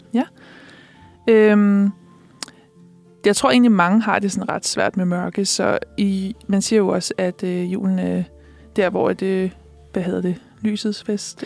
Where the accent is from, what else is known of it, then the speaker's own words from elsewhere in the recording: Næstved, Zealand, Denmark; now in Copenhagen, Denmark; det afslører min dialekt måske, men jeg er jo ikke fra København. jeg er jo fra Næstved